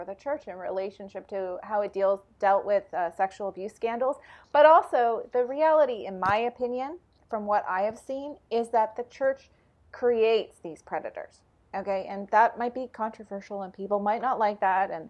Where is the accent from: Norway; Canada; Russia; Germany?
Canada; I'm Canadian